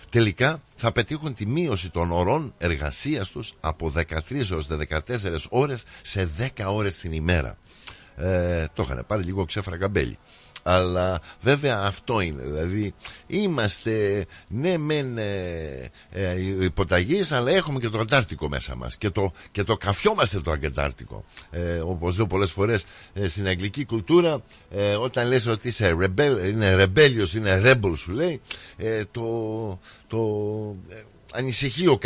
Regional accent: Greece; Γιατί είμαστε Έλληνες και απολαμβάνουμε.

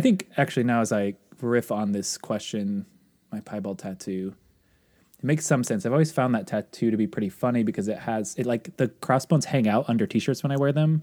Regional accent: near Olympia, Washington, United States; my hometown, Olympia is the closest city of note to where I grew up.

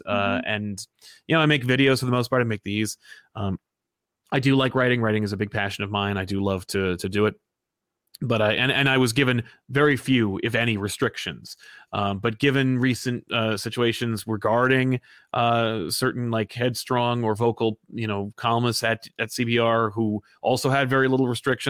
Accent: New Jersey, United States; I'm from Jersey.

